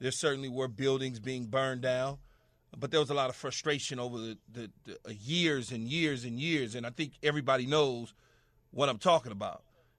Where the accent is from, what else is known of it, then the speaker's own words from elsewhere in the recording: Los Angeles, California, United States; around Southern California and growing up in Los Angeles and being a USC bat boy, ball boy as a kid